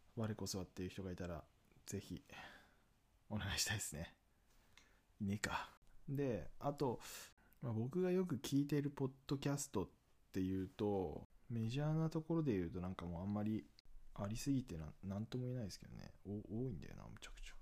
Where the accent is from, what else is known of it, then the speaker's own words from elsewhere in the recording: Akita, Japan; moved away as an adult; also born or lived in Aichi; now in Tokyo, Japan; 僕地元秋田なんですけど、大学は愛知で